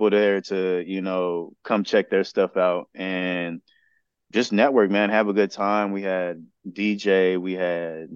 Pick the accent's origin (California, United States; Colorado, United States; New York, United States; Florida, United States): California, United States; San Bernardino; in my hometown